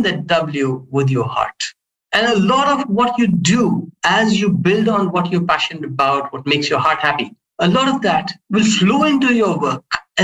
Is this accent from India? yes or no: yes; India; I come from India